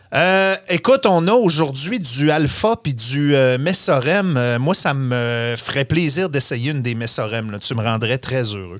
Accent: Saguenay, Quebec, Canada; moved away; je viens du Saguenay. La première chose qu'on voulait faire quand on grandissait au Saguenay, c'était d'en sortir

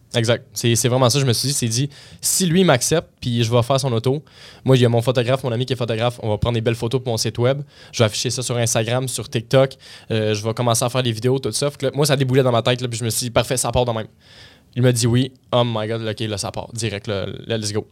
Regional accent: Blainville, Quebec, Canada; je suis de Blainville, la rive nord, euh, de Montréal

